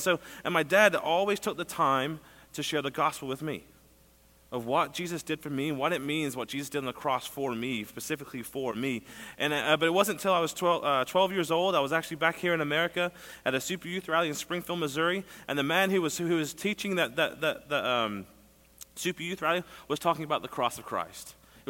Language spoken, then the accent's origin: English; England, United Kingdom; moved away as an adult; As Pastor said, I grew up in England from when I was a year and a half until I was 20. So I love fish and chips.